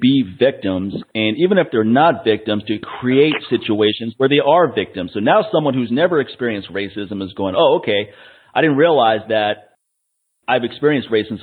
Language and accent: English; Washington, District of Columbia, United States; I grew up in Washington, D.C., and around a lot of black people